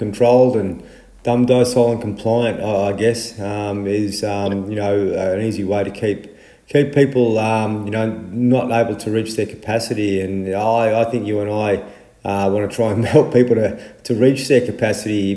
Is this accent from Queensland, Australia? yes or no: no; Horsham, Victoria, Australia; I'm from Horsham.